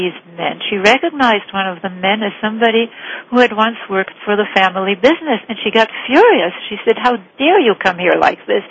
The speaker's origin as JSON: {"language": "English", "country": "Cuba", "tie": "born or raised there", "also_born_or_lived": "Vienna, Austria", "said": "growing up in Cuba in poverty"}